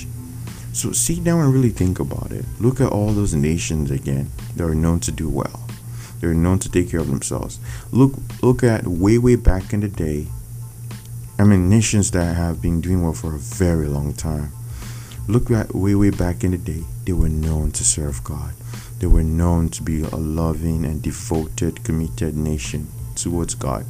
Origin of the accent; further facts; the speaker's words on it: Nigeria; I come from Nigeria.